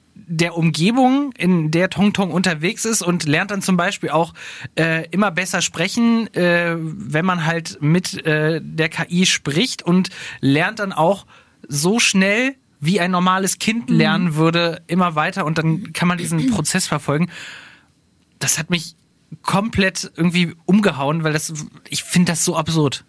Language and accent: German; Harz, Germany; ich komme ja aus dem Harz